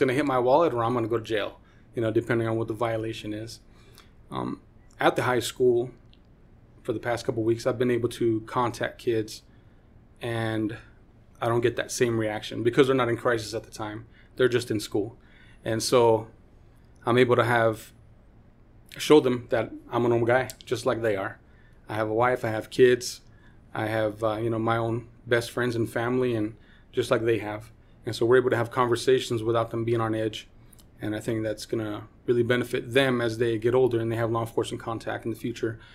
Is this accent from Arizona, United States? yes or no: no; Los Angeles, California, United States; now in Utah, United States; I grew up in Los Angeles, California, and my high school was pretty, pretty run